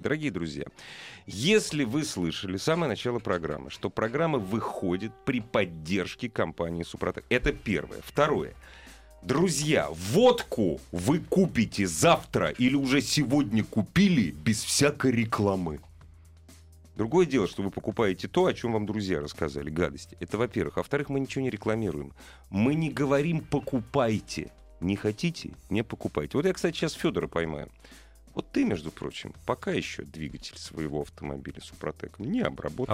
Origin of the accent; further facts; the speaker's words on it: Russia; Так получилось, что я вырос в России. Я родился в нашей стране, которую очень люблю. Я вырос здесь